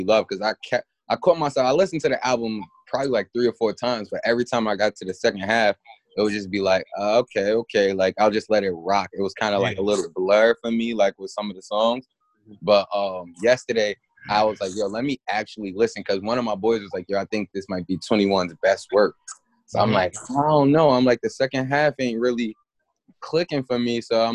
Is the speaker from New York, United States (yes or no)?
yes; New York, United States; I'm from New York